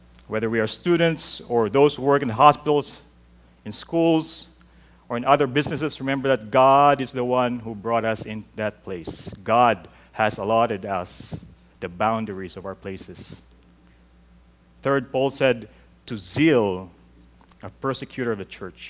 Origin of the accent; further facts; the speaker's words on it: Mandaluyong, Metro Manila, Philippines; moved away; growing up in the Philippines, I held on to this. In our church in Mandaluyong City